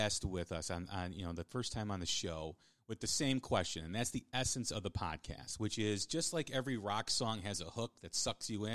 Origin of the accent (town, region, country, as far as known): Chicago, Illinois, United States; born or raised there